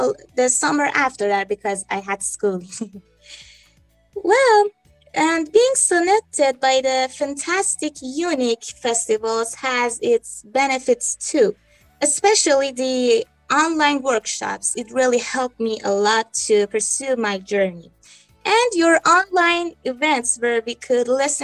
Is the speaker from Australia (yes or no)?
no; Iran; I'm from Iran, an 18-year-old girl